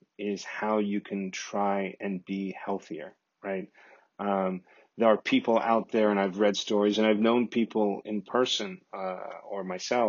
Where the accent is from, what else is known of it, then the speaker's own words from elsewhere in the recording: Corpus Christi, Texas, United States; my hometown in Corpus Christi, Texas